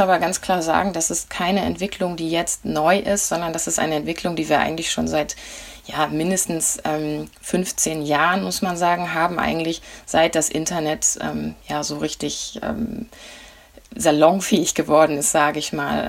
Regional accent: Flensburg, Schleswig-Holstein, Germany; Das ist Flensburg, meine Heimatstadt

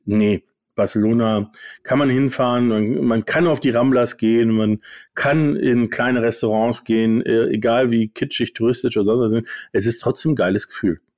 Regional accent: Germany; als Deutsche

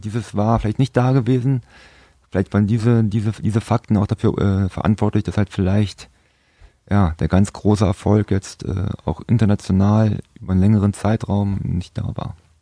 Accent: Berlin, Germany; moved away; also born or lived in Frankfurt (Oder); Mein Vater war auch früher Fußballer gewesen und ich bin in Berlin geboren

